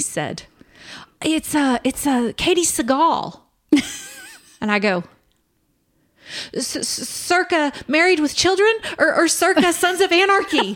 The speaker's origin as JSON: {"language": "English", "town": "Kansas City", "region": "Kansas", "country": "United States", "moved": "yes", "lives_now": "Permian Basin, United States", "said": "we are originally from Kansas City, Kansas"}